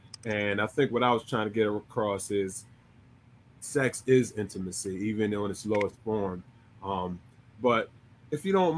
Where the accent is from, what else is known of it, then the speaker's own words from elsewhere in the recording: Texas, United States; Look, look, she like, I'm from Texas, shout.